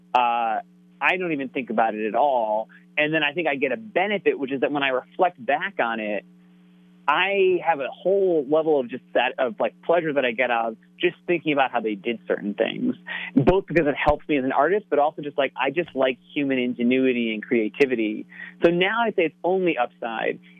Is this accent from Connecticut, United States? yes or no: yes; Connecticut, United States; growing up in Connecticut